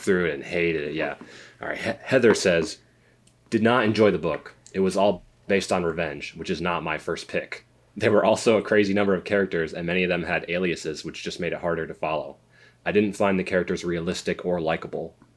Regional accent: Connecticut, United States; we're from, uh, we grew up in Connecticut.

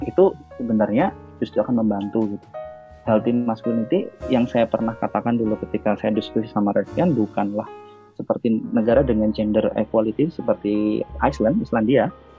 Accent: Java, Indonesia; Saya sendiri juga orang Jawa

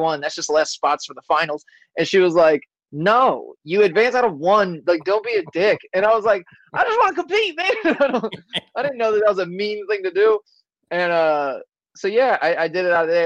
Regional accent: Florida, United States; I'm from Florida

